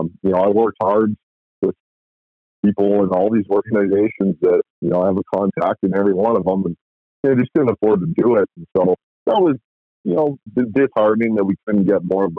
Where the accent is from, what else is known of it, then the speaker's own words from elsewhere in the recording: Edmonton, Alberta, Canada; also born or lived in Nanaimo; I'm from Edmonton